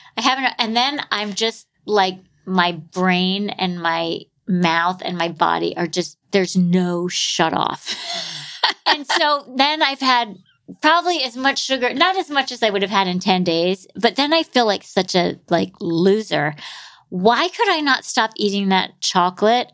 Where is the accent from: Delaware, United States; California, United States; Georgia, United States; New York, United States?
New York, United States; New York City; I'm a New Yorker